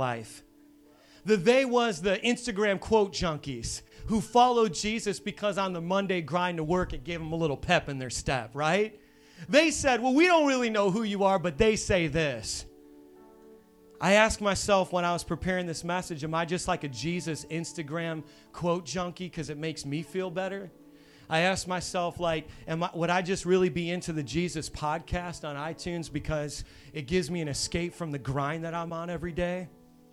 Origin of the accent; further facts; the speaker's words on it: Hammond, Indiana, United States; moved away; I'm from Hammond, Indiana, which is on the south side of Chicago, on the Indiana side